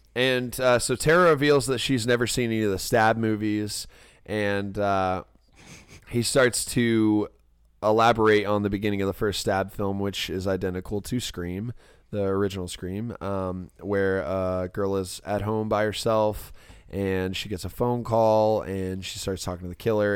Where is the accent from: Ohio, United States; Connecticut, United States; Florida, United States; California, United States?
Florida, United States; Ormond Beach; my hometown, Ormond Beach